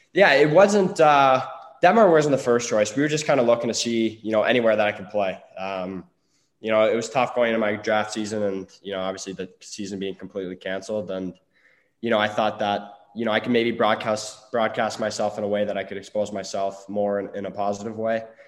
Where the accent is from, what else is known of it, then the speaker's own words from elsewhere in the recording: Peterborough, Ontario, Canada; going into Peterborough, which was, uh, totally unexpected going back to my hometown